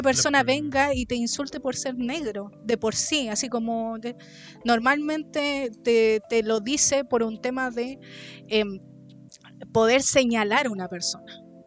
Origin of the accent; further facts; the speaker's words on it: Chile; todas esas palabras que uno usa como chileno